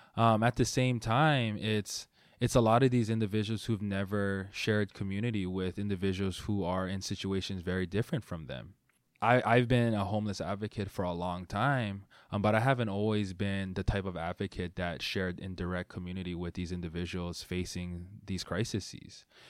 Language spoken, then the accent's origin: English; Honolulu, Hawaii, United States; moved away as an adult; now in Seattle, United States; I grew up in Hawaii